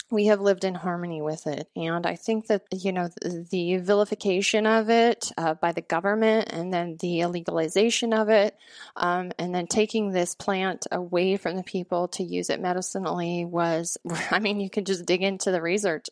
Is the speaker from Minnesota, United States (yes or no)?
no; Montana, United States; moved away as an adult; also born or lived in Washington; my home state of Montana